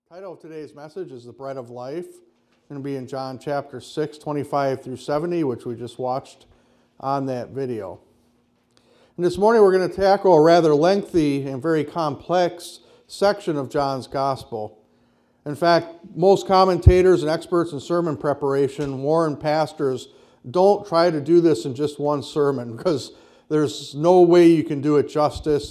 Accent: Kenosha, Wisconsin, United States; I grew up in the Lutheran church on the south side of Kenosha

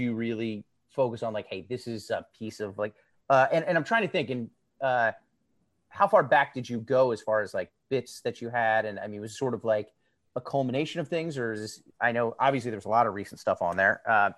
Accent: Pennsylvania, United States; I grew up in Pearl Jam, Pennsylvania. Very small town. People don't know it. It's not really incorporated anymore.

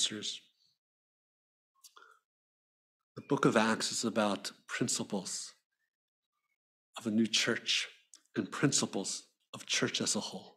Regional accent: Philadelphia, Pennsylvania, United States; when I was growing up in Philly

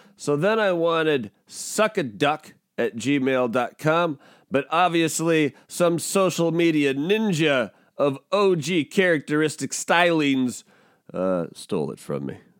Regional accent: Pacific Northwest, United States; I'm from the Pacific Northwest, like, I'm a, I'm a Pacific Northwest kid

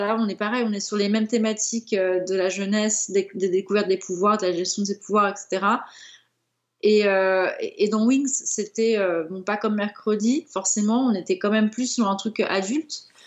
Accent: France; en tant que Français

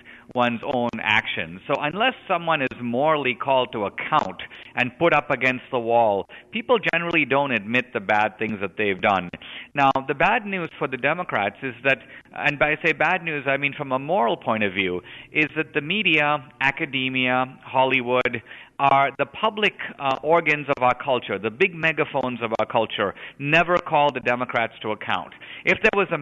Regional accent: India; moved away; I grew up in India

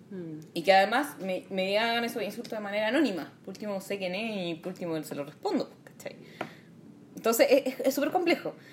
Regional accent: Santiago, Santiago Metropolitan Region, Chile; Viví toda mi vida en el Vaticano chico hasta los 25 años cuando me

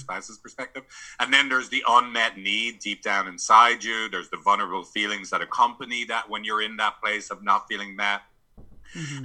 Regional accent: San Francisco, California, United States; I'm from San Francisco. I live in San Francisco

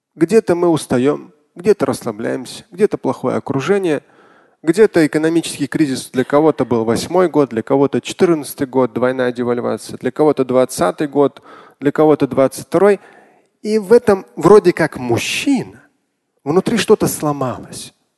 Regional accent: Moscow, Russia; я родился, вырос в Москве

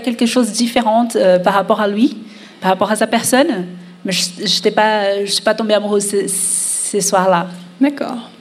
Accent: Brazil; je suis d'origine latina, euh, je suis brésilienne

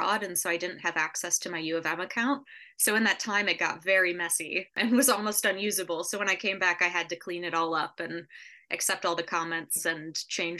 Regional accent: Warren, Michigan, United States; moved away as an adult; now in New York City, United States; I am originally from Warren, Michigan, which is a large suburb just outside of Detroit

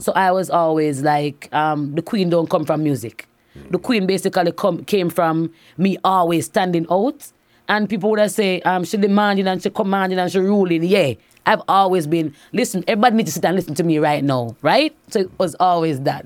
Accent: Saint Catherine Parish, Jamaica; growing up in Saint Catharines was very nice

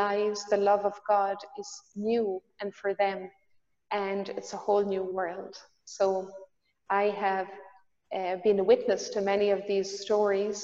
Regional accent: Ireland; moved away as an adult; now in Magdala, Israel; I'm from Ireland. Now I have the joy of living here in Magdala the last 4 years

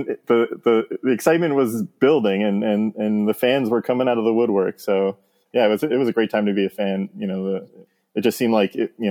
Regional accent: Jersey Shore, New Jersey, United States; moved away as an adult; also born or lived in Montana; I grew up in on the Jersey Shore

